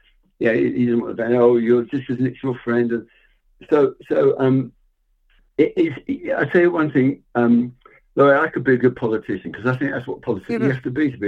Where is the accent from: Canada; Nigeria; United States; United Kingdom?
United Kingdom; England; I grew up in England